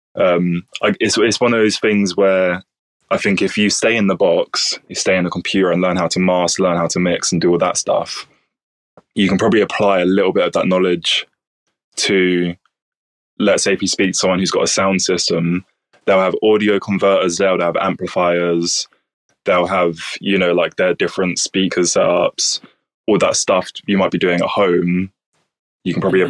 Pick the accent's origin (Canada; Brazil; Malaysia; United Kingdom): United Kingdom; Bromley, London; now in Brighton, United Kingdom; I'm actually from Southeast London. So oh, nice. It's a place called Bromley